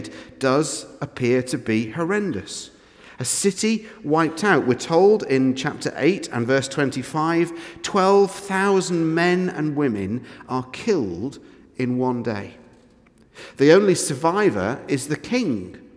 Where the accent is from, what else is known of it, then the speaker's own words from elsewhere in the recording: England, United Kingdom; I'm English